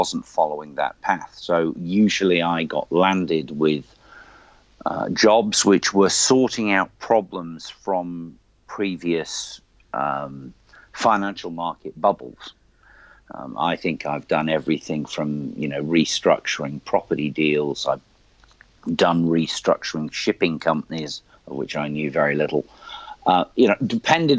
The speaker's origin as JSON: {"language": "English", "country": "United Kingdom", "also_born_or_lived": "Australia", "moved": "as an adult", "lives_now": "New Zealand", "said": "as a Brit"}